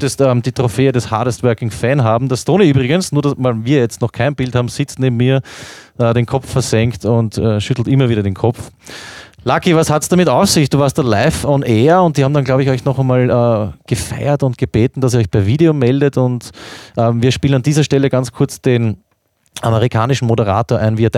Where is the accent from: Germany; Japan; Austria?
Austria; wie bei uns in Österreich in den letzten Jahren Red Bull Salzburg oder so.